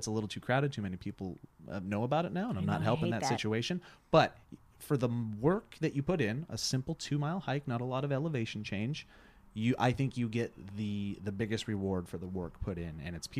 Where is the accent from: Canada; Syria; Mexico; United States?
United States; Glacier National Park, Montana; I grew up in Glacier National Park's backyard, pretty much.